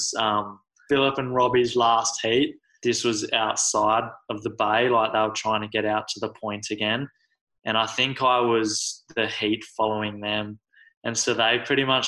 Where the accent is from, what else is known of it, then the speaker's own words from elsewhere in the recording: Australia; I'm from Australia, so it's a bit different.